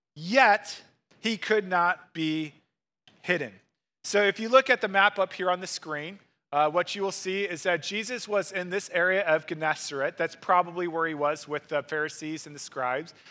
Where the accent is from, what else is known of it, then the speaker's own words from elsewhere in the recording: Missouri, United States; moved away as an adult; now in Wisconsin, United States; I grew up in Missouri